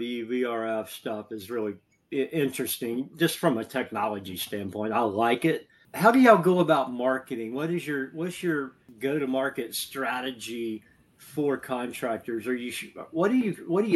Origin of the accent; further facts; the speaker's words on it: Southeast, United States; I grew up in the Southeast